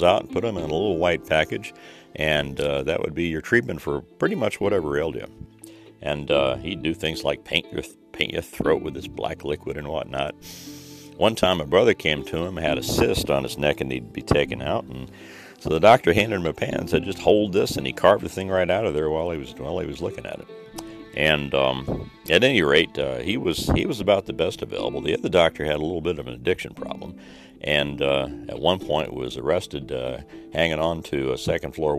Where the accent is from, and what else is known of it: Southern Indiana, United States; born or raised there; moved away